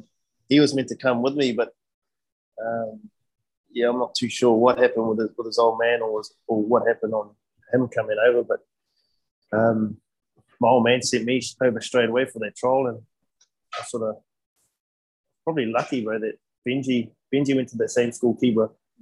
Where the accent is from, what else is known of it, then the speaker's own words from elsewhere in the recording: Mangakino / Hamilton, Waikato, New Zealand; moved away as an adult; also born or lived in Tokoroa / Taurua; now in Brisbane, Australia; So I was born in Tokoro. My parents sort of grew up in Mangakino. But my dad's side, we're from a little place, Tauro.